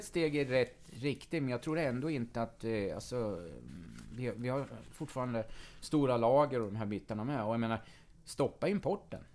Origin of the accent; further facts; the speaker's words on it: near Katrineholm, Södermanland, Sweden; född och uppvuxen här då på, utanför Katrineholm, cirka två mil utanför